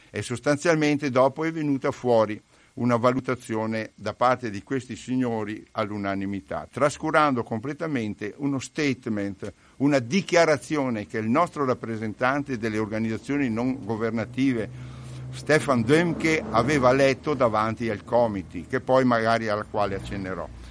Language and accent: Italian; Pieve di Soligo, Veneto, Italy; moved away as an adult; also born or lived in Lombardy; Io sono di Pieve di Soligo, sono nato lì, ecco, ci ho vissuto fino a trent'anni